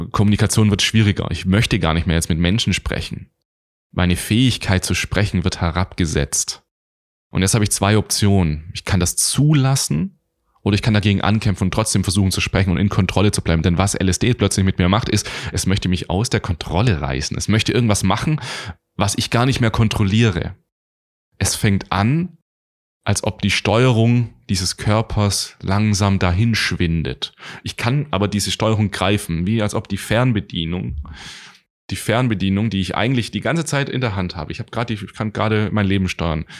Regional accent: Stuttgart, Baden-Württemberg, Germany; also born or lived in Göppingen; Ich komme aus Deutschland, ich bin in Göppingen geboren, ich bin im Raum Stuttgart aufgewachsen

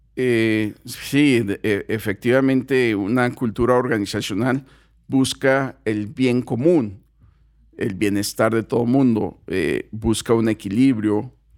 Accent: Mexico; los mexicanos, no, pues somos fiesteros

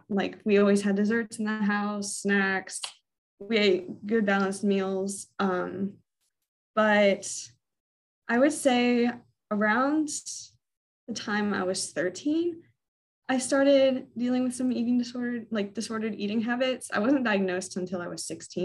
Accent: Virginia, United States; also born or lived in Orlando, Florida; We moved from Florida when I was eight up to Virginia, and we've been here ever since.

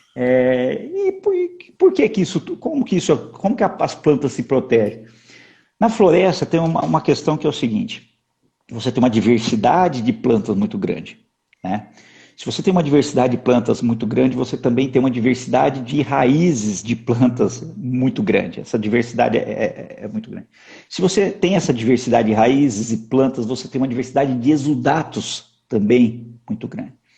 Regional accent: Pitangueiras, São Paulo, Brazil; eu sou um pitangueirense, né? Nasci, na, na, na, são Paulo. Na, na verdade é o seguinte, hoje eu já sou do mundo, né, Sandra? A, a, eu nasci em São Paulo capital, fui criado lá, lá no interior

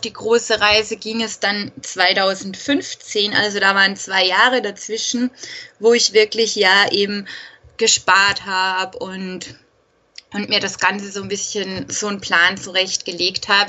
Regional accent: Austria; Ich komme aus Österreich

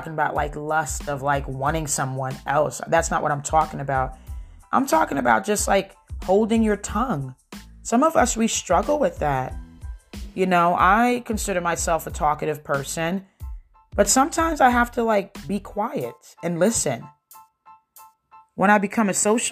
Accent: New Jersey, United States; I'm from New Jersey. We don't talk with our hands to the side. We talk with our hands

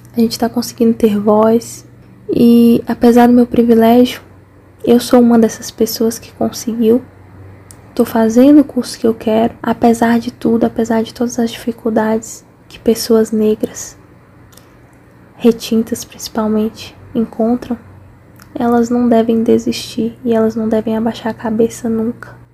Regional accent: Nova Canaã, Bahia, Brazil; now in Montes Claros, Brazil; Eu sou natural de Nova Canaã, no interior da Bahia, mas atualmente eu tô morando em Montes Claros, Minas Gerais

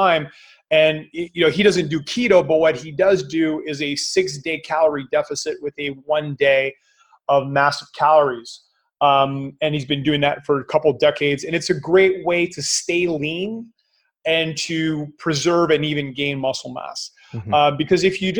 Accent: Canada; I'm Canadian

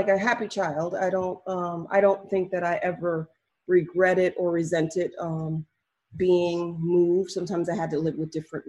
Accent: Maryland, United States; I moved around a lot, but I grew up mostly, I want to say Maryland is the home base. That's where my family's from.

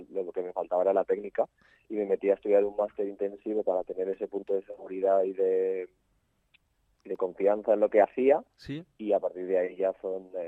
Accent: Madrid, Community of Madrid, Spain; also born or lived in Barcelona; y yo nací en Madrid.

